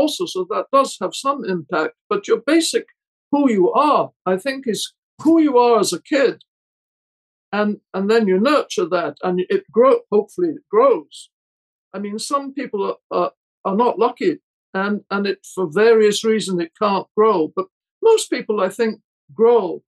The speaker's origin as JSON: {"language": "English", "region": "Scotland", "country": "United Kingdom", "tie": "born or raised there", "also_born_or_lived": "Paris, France / London, United Kingdom / Santa Barbara, United States", "moved": "as an adult", "lives_now": "United States", "said": "I was born in Scotland and brought up there and went to university there"}